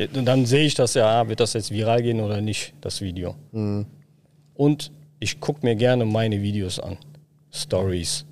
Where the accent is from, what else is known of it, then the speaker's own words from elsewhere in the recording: Berlin, Germany; Ja, da geboren, aufgewachsen